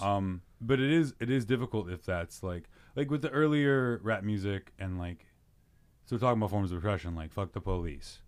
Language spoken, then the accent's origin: English; Chicago, Illinois, United States; I grew up in Mount Greenwood